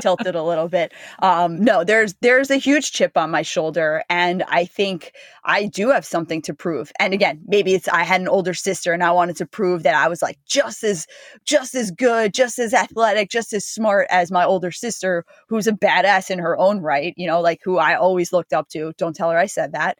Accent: Freehold, New Jersey, United States; I grew up in, you know, it's a small town in New Jersey

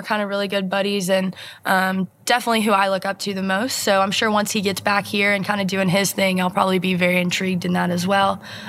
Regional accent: Tennessee, United States; moved away as an adult; now in Kentucky, United States; I grew up in Tennessee and then decided to move up to Kentucky.

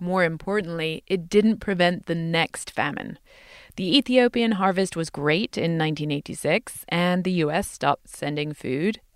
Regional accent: England, United Kingdom; now in United States; in my home country of England

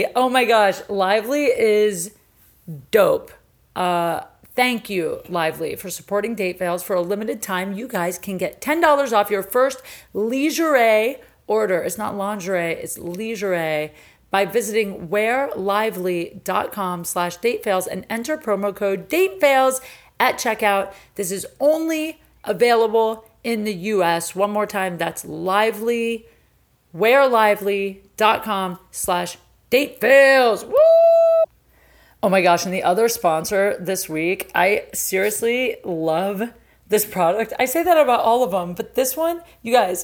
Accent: Ohio, United States; we're both from Ohio

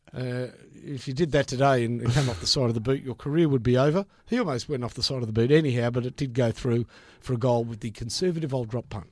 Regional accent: Victoria, Australia; I said, "Victoria."

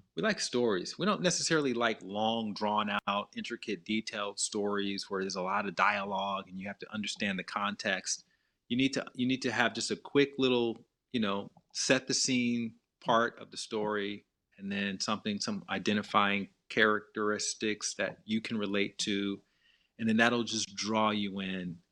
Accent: Montgomery, Alabama, United States; moved away; I had, you know, a very good childhood growing up in Montgomery.

